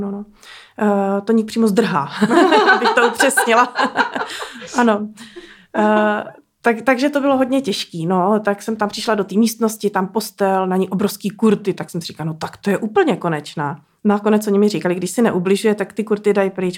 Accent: Benecko, Liberec Region, Czechia; my jsme z Benecka, Aha. v horách, v Krkonoších

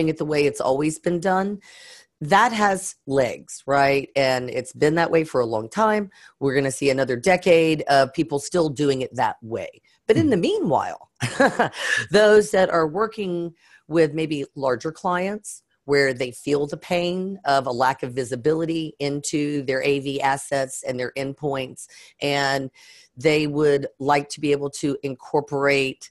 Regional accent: Southern Louisiana, United States; I was born and raised in Southern Louisiana

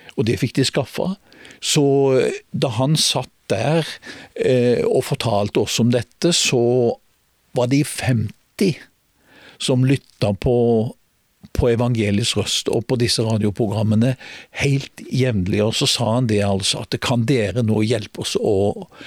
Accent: Grimstad, Agder, Norway; born or raised there; also born or lived in Oslo

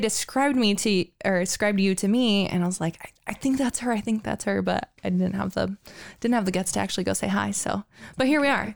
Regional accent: Coeur d'Alene, Idaho, United States; I've lived in Coeur d'Alene almost my whole life

